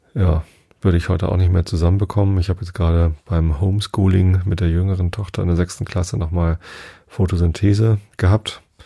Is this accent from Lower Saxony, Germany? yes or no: yes; Wistedt, Lower Saxony, Germany; Ich bin ja in Vistet aufgewachsen